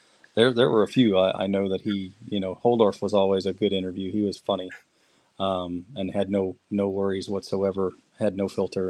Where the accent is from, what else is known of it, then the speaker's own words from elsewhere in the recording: 15 miles from Louisville, Kentucky, United States; My hometown was Louisville. I mean, my dad and mom, I grew up 15 miles from Louisville.